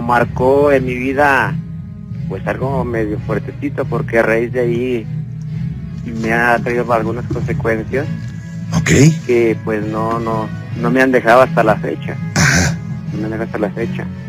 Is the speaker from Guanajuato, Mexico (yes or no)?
yes; León, Guanajuato, Mexico; Yo soy de aquí de León, Guanajuato